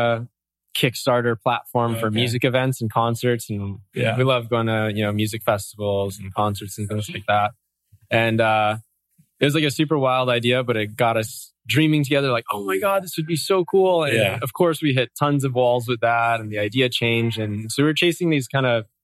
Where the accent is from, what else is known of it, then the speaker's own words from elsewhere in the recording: Oahu, Hawaii, United States; also born or lived in Santa Cruz, California; So I grew up here on Oahu, grew up surfing majority of my life